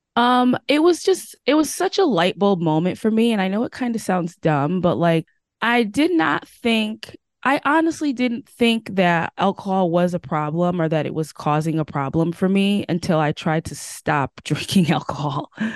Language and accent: English; Connecticut, United States; also born or lived in Washington State; now in Washington, United States; I'm currently living in Washington State, but I'm originally from Connecticut.